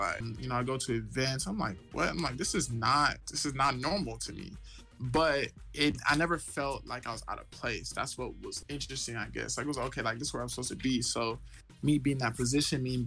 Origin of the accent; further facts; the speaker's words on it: Mansfield, Texas, United States; moved away as an adult; also born or lived in Irving, Texas / Houston, Texas; Growing up in Mansfield